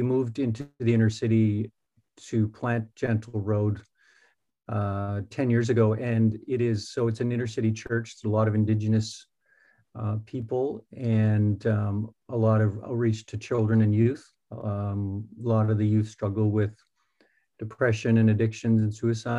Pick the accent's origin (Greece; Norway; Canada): Canada; I'm a Canadian citizen, lived here all my life